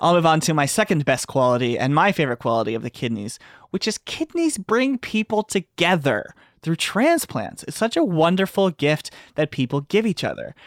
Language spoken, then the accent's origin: English; Texas, United States; I'm from Texas